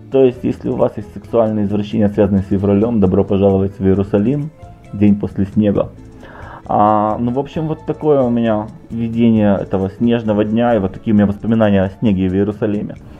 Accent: Odesa, Odesa Oblast, Ukraine; я же из Одессы

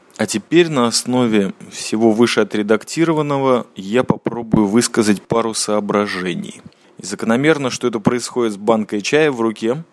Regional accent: Israel; я чаймастер, и я из Израиля

